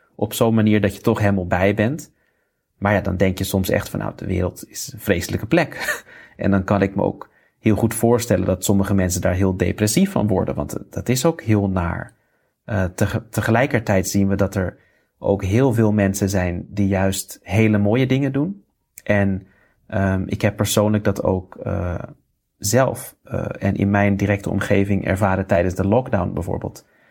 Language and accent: Dutch; Netherlands; moved away as an adult; also born or lived in India; ik ben in Nederland geboren. Uh, heb daar ook netjes mijn studie afgemaakt.